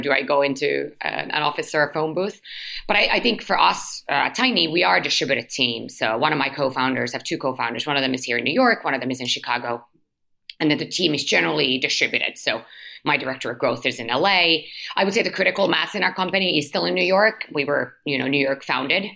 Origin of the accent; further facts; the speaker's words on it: Helsinki, Uusimaa, Finland; moved away; also born or lived in London; my family, as mentioned, born and raised in Helsinki, but uh, we lived in London when I was younger, um, but like five years old, so very young